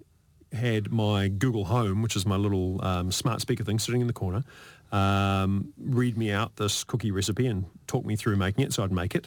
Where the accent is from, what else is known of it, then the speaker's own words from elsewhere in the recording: New Zealand; We grew up in New Zealand